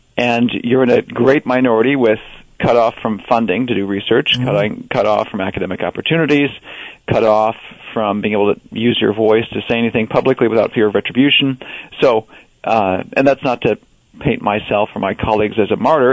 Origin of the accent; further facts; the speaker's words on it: Wisconsin, United States; growing up in Wisconsin